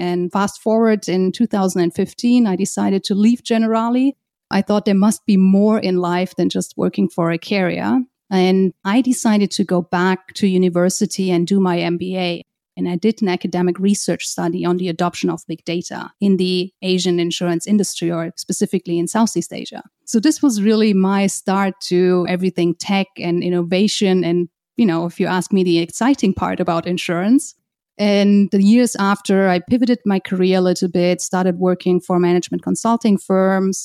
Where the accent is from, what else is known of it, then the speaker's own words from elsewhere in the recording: just outside of Frankfurt, Hesse, Germany; moved away as an adult; also born or lived in Hong Kong; now in New York, United States; I'm originally from Germany, just outside of Frankfurt.